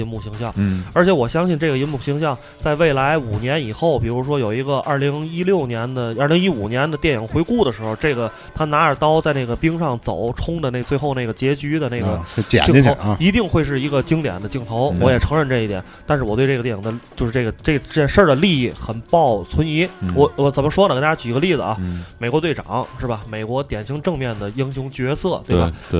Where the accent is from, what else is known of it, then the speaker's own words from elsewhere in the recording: Tianjin, China; 作为一个天津人